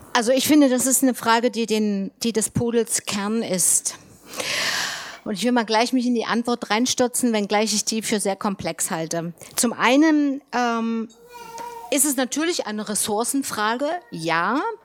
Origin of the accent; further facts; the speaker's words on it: Saxony-Anhalt, Germany; ich in meinem Heimatland in Sachsen-Anhalt